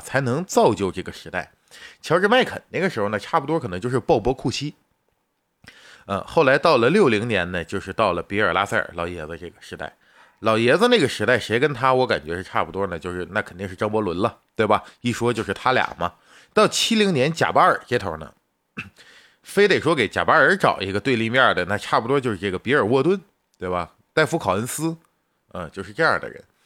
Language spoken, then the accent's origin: Chinese; China; 咱们是中国人